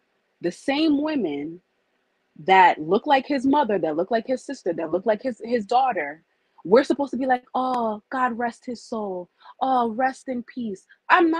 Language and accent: English; United States; we're first born American. So we were born here.